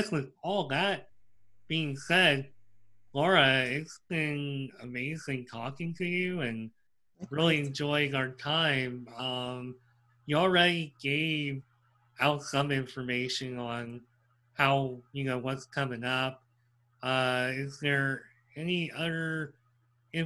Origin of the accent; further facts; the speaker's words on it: Pennsylvania, United States; growing up in Pennsylvania